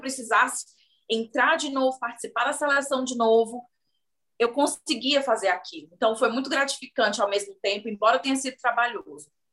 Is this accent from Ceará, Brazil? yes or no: yes; Fortaleza, Ceará, Brazil; moved away as an adult; now in United States; eu sou de uma região da periferia de Fortaleza. Então, a minha família não tem muitos recursos